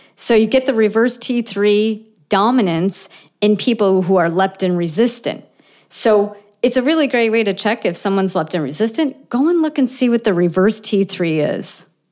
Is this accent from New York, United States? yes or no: yes; Buffalo, New York, United States; I'm from Buffalo, right? Buffalo, New York.